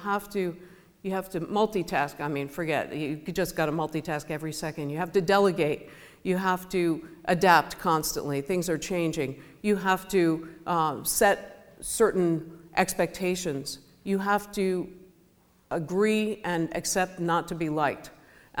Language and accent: English; United States; I'm American